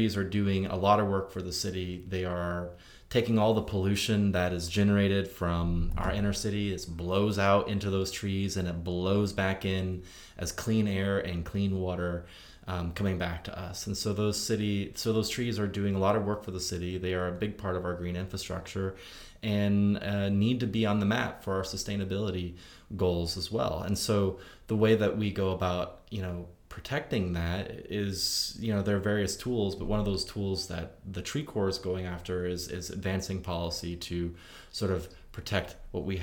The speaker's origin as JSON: {"language": "English", "region": "Indiana", "country": "United States", "moved": "yes", "lives_now": "Nashville, United States", "said": "I come from the country, I'm from Indiana"}